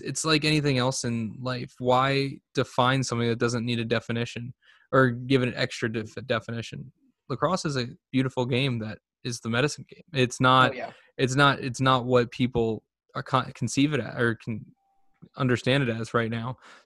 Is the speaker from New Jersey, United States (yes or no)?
yes; Vineland, New Jersey, United States; growing up in Vineland